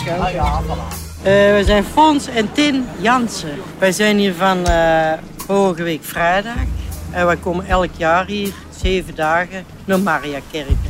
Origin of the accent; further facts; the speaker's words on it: Ostend, Flanders, Belgium; ook hier geboren en getogen in Oostende